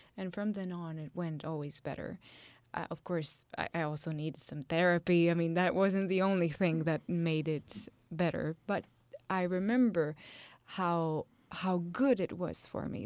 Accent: Italy; I come from Italy

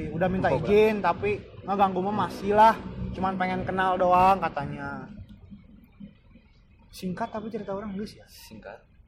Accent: Java, Indonesia; saya asli Jawa

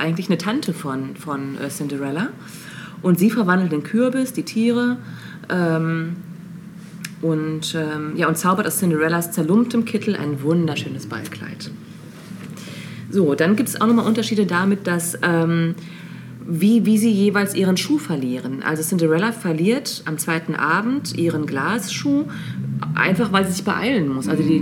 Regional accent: Lippe, North Rhine-Westphalia, Germany; wo ich aufgewachsen bin, in Lippe

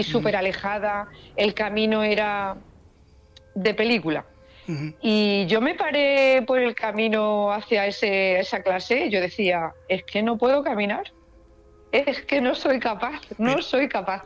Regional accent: La Carolina, Andalusia, Spain; aquí en mi pueblo, en La Carolina

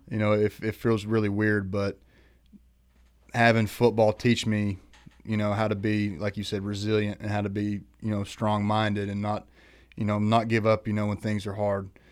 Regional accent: Eastern Kentucky, United States; where we grew up in Eastern Kentucky

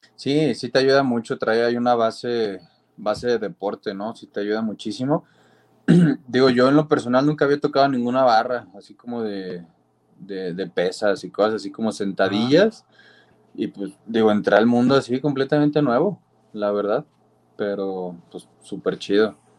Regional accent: Guadalajara, Jalisco, Mexico; Pues yo soy de Guadalajara, Jalisco, de acá

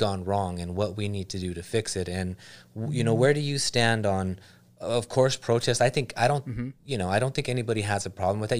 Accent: Los Angeles, California, United States; I grew up in LA. I grew up in Southgate, Huntington Park. You know what I mean? Bell, Cudahy, Downey.

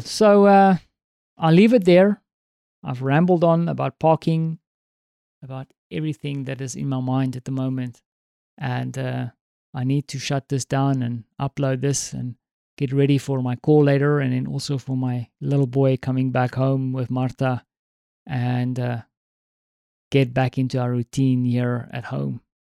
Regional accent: South Africa; now in Poland; as a South African

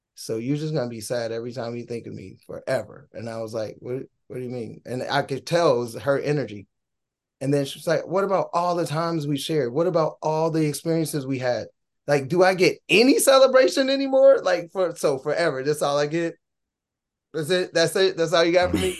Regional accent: Gary, Indiana, United States; moved away; also born or lived in Minnesota / Fullerton, California; We're from Gary, Indiana. T-Lo and myself originally, the group was formed in Minnesota, but T-Lo and I are born from Gary, Indiana

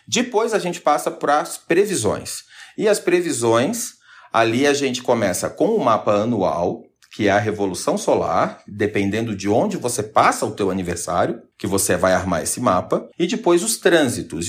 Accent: Santa Catarina, Brazil; also born or lived in New York; eu sou de Santa Catarina, minha mãe é da, do litoral e meu pai da serra

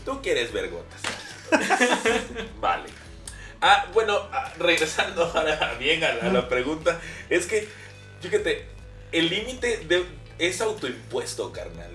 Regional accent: Veracruz, Mexico; also born or lived in Xalapa, Veracruz; no soy de Jalapa directamente soy del puerco de Veracruz

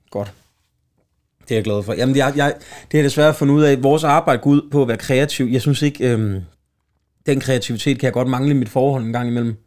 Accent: Slagelse, Zealand, Denmark; Slagelse, min hjemstavn

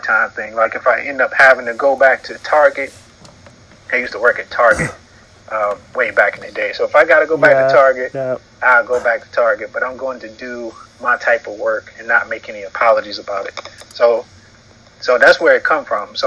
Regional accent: North Carolina, United States; now in Atlanta, United States; me growing up in North Carolina

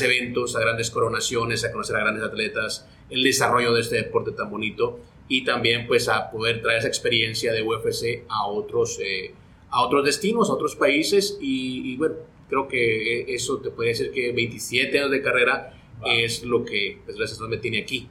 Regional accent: Guatemala; moved away as an adult; also born or lived in Los Angeles, United States; yo soy de Guatemala, allá arranco mi carrera periodística

